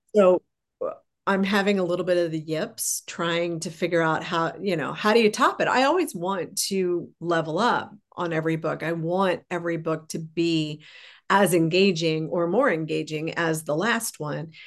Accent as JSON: {"language": "English", "region": "Colorado", "country": "United States", "tie": "born or raised there", "said": "I grew up in Colorado"}